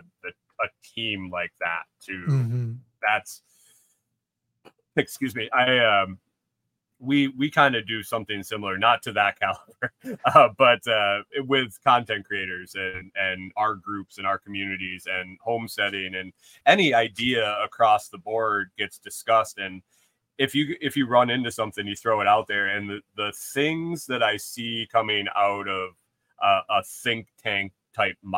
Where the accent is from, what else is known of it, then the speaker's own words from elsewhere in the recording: Western New York, United States; moved away as an adult; also born or lived in Buffalo, New York; I grew up in Western New York, went to school in Buffalo